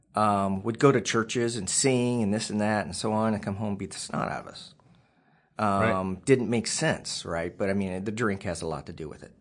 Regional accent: Waukee, Iowa, United States; also born or lived in Missouri / West Des Moines, Iowa; we moved to um, West Des Moines, Iowa

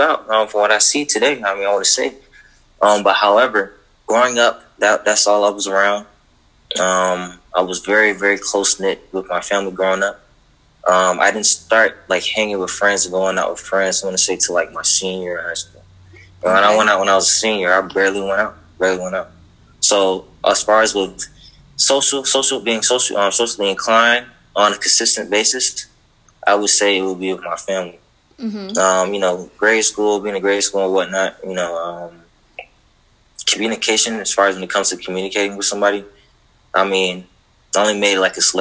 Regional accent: Fort Pierce, Florida, United States; growing up in Fort Pierce, where I'm from

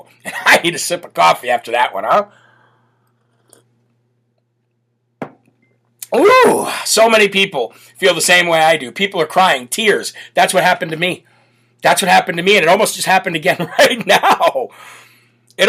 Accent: Illinois, United States; moved away; the state of Illinois, my home state. born and grew up in the state of Illinois

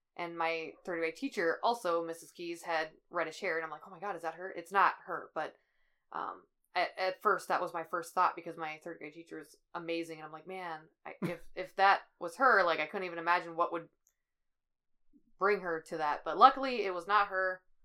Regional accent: Midwest, United States; it's my hometown

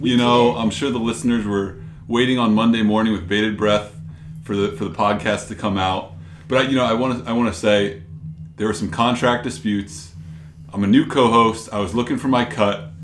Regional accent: New York, United States; I'm from New York

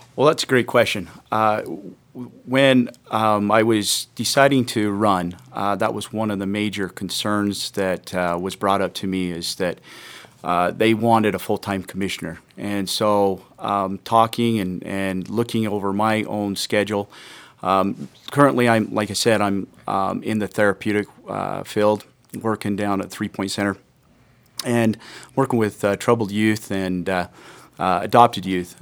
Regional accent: Parowan, Utah, United States; I'm from Parowan. I grew up in Parowan.

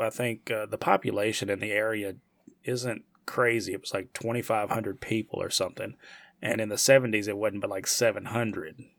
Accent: United States; I'm from the United States.

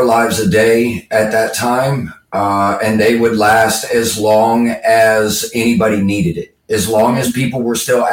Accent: Southwest Florida, United States; moved away; it's my hometown

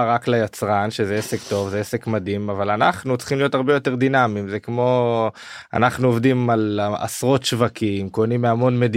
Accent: Jerusalem, Jerusalem District, Israel; אנחנו ירושלמים, אנחנו היברידים

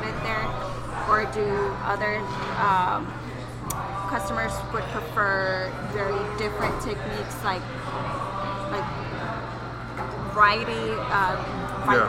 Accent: Arizona, United States; This is my hometown, Arizona. It's my town, my state.

